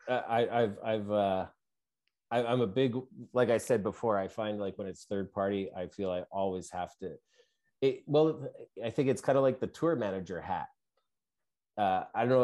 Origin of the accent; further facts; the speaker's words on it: Canada; we're Canadian, where I am